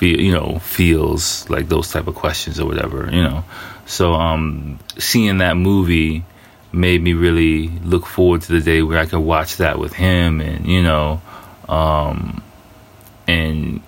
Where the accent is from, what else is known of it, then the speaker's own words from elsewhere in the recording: United States; now in Japan; I'm a first generation American. So I grew up in kind of a little bit of a similar environment in a way where I was surrounded. I grew up in America